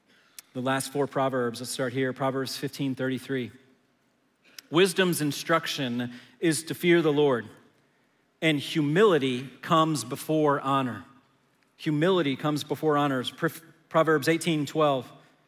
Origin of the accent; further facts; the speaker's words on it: Manassas, Virginia, United States; now in Dallas, United States; Where I was growing up in Manassas, Virginia, the only time I saw a Lamborghini is when it was on the folder in my Trapper Keeper